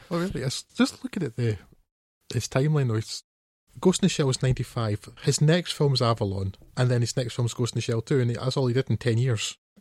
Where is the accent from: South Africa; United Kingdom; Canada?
United Kingdom; Scotland; I, being Scottish